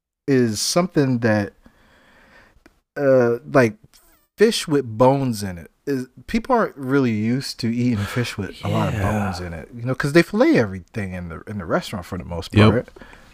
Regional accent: Charleston, South Carolina, United States; So, we're both from Charleston, right? Or that area. We grew up there. We grew up eating seafood, right?

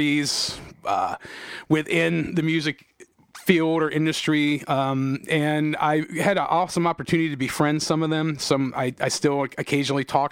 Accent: Painesville Township, Ohio, United States; I grew up, I was raised in Painesville Township

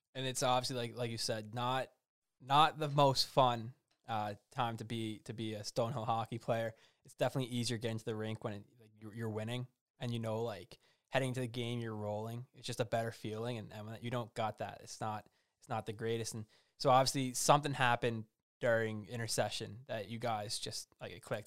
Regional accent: New Jersey, United States; I'm from New Jersey

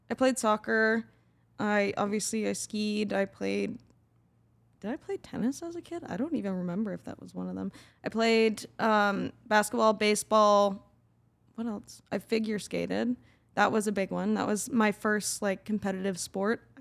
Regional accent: Calgary, Alberta, Canada; In Calgary.

